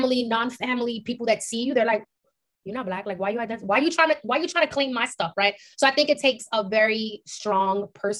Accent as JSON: {"language": "English", "town": "New York City", "region": "New York", "country": "United States", "tie": "born or raised there", "said": "we grew up in East Harlem, which is literally predominantly Latino"}